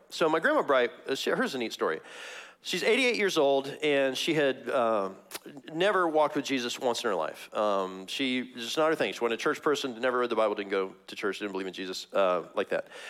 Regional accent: Missouri, United States; moved away; I'm from Missouri originally, Missouri.

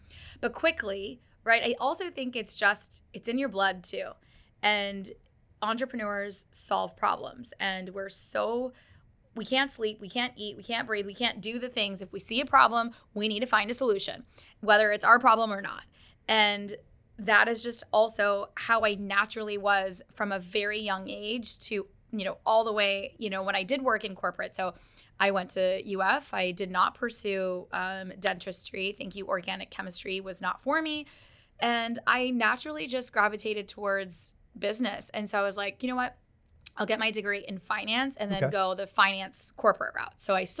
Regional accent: Dallas, Texas, United States; also born or lived in Karachi; And we moved to Dallas. I was one. And then my brother was born in Texas. And so I grew up in Dallas like half of my life. And so go Cowboys. And so we grew up in Texas.

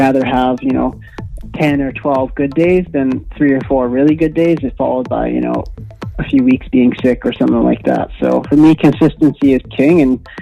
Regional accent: Manitoba, Canada; I grew up in Manitoba, so I grew up living on the trainer

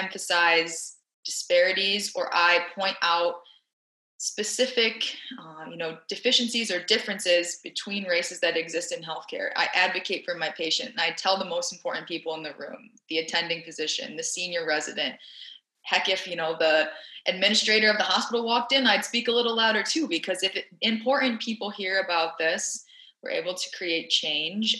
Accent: Saline, Michigan, United States; moved away as an adult; also born or lived in Philadelphia, Pennsylvania; I grew up in Saline, Michigan, which is like the white soccer mom town of America

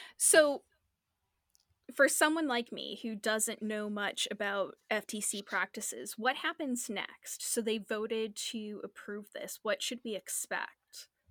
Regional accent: Northeastern US, United States; us Northeastern people

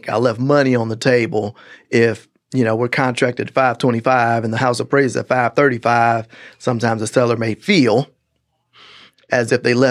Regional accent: Gary, Indiana, United States; moved away; I'm from Gary, Indiana

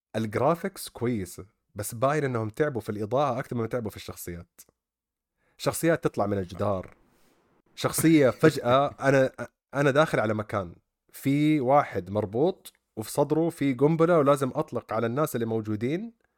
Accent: Saudi Arabia; عندنا في السعوديه

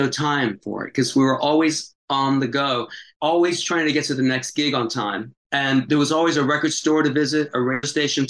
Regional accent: Tampa, Florida, United States; moved away; also born or lived in Greenwich Village, New York; my hometown in Tampa

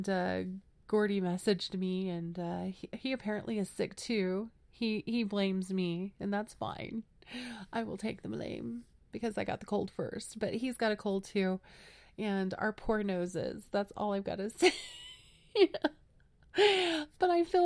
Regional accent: Las Vegas, Nevada, United States; moved away as an adult; now in New Mexico, United States; I grew up in Las Vegas, Nevada

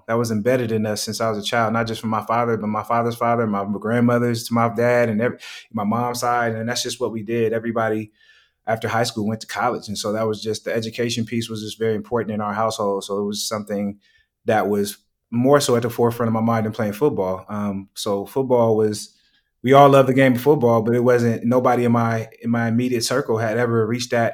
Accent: Oakland, California, United States; moved away as an adult; also born or lived in Boulder, Colorado; I'm from Oakland, California

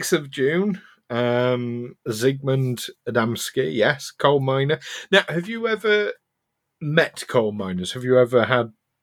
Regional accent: Yorkshire and the Humber, United Kingdom; I'm from South Yorkshire here in England.

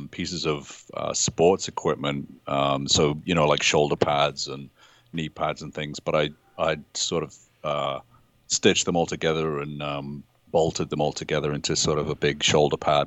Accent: United Kingdom; I'm British

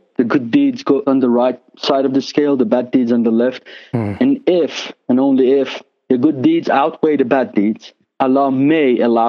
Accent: Tehran, Tehran Province, Iran; first language Persian; English is a second language; I was born into a devout Muslim family in the city of Tehran.

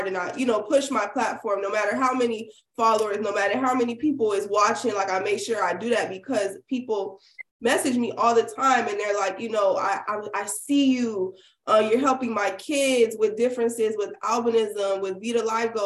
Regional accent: Miami, Florida, United States; also born or lived in Miramar, Florida; Yeah, the whole time I went to public schools. Everglades High School. That's in like Miramar. I'm from Miami.

